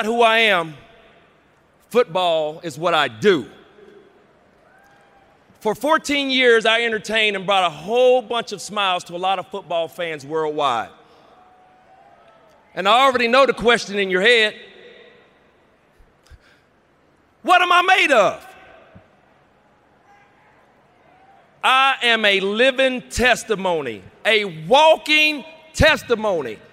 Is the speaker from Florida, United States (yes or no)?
no; Rand, West Virginia, United States; a young kid from Rand, West Virginia. Grew up the same way that a lot of kids out there grew up